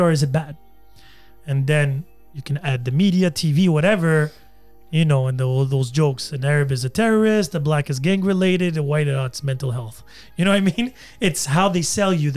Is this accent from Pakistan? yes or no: no; Algeria; now in Canada; I was raised in Algeria somewhat.